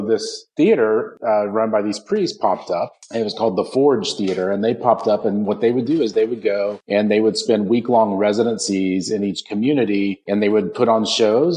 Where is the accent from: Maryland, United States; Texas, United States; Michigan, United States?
Texas, United States; Odessa; now in Raleigh, United States; I grew up in West Texas, um, in Odessa, Texas, actually